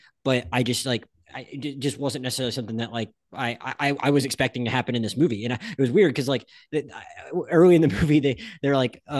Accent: Pensacola, Florida, United States; I grew up in Pensacola, Florida, and I literally went to school and at some point in high school, we were literally given abstinence cards.

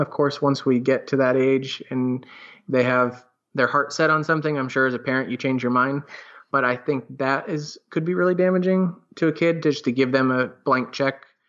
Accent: Sarasota, Florida, United States; also born or lived in West Palm Beach, Florida / New York; Sarasota, which is our hometown

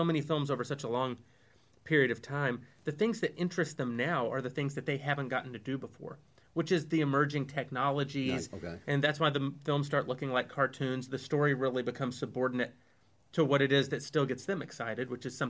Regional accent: the South, United States; we weren't allowed to watch Star Wars because we grew up in the South

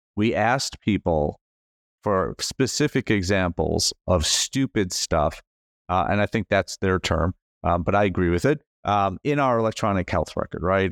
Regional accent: United States; as an American

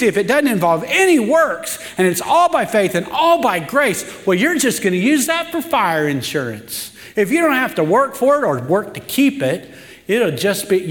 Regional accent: the Ozarks, United States; I'm from the Ozarks

